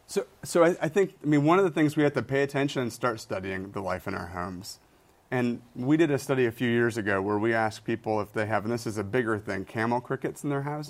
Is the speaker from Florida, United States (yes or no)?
no; Michigan, United States; moved away; I grew up in Michigan